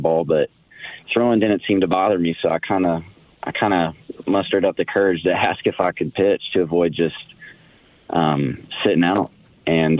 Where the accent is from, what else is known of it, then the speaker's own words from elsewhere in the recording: Nashville, Tennessee, United States; moved away as an adult; also born or lived in Arizona / San Diego; I am from Nashville. I was born and raised